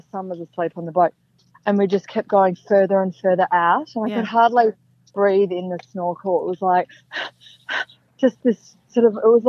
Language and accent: English; Melbourne, Victoria, Australia; I grew up in Melbourne